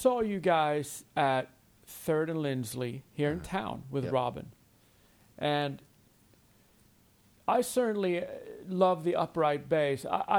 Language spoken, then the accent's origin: English; Sweden; moved away as an adult; now in Nashville, United States; I was in my hometown in Sweden, maybe when I was 20